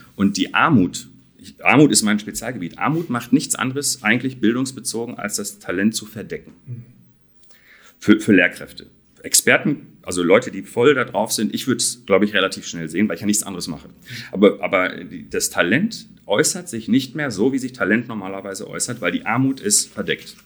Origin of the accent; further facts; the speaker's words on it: Dortmund, North Rhine-Westphalia, Germany; da komme ich her aus Dortmund